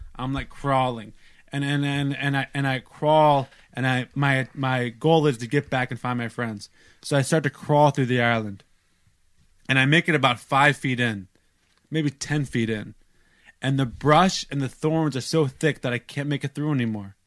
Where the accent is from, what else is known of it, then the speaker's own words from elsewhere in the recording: United States; I'm American